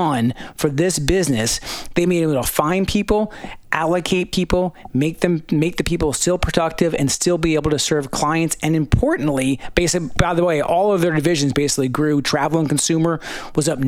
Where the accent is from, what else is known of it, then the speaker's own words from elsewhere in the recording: Pennsylvania, United States; They're based in my home state of Pennsylvania